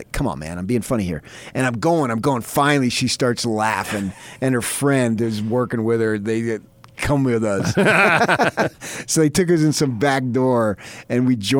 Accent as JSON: {"language": "English", "region": "Utah", "country": "United States", "said": "we're from Utah"}